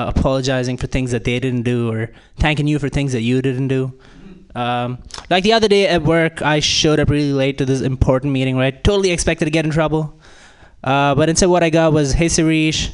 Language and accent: English; India; moved away; Growing up in India, that's not what you